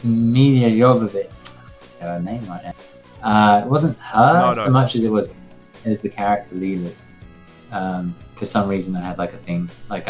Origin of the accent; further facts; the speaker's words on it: England, United Kingdom; because I am English